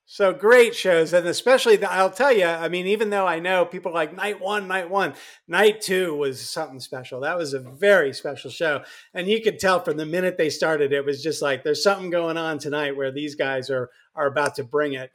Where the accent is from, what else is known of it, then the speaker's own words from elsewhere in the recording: Kansas City, United States; moved away; friends and family in Kansas City at the time. That's my hometown